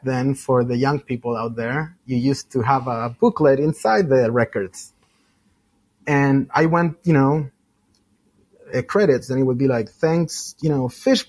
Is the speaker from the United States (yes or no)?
no; Chile; moved away; Originally, I'm from Chile, South America, for those that don't know.